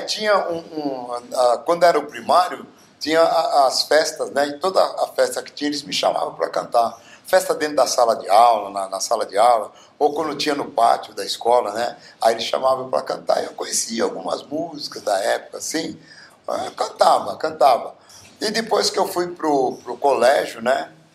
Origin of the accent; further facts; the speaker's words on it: Bauru, São Paulo, Brazil; eu sou nascido em Bauru, na cidade de Bauru, a cidade mais linda